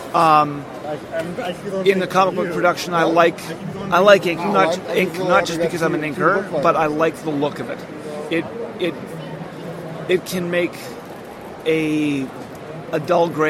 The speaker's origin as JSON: {"language": "English", "country": "Canada", "moved": "yes", "lives_now": "United States", "said": "I am a Canadian citizen living in the U.S."}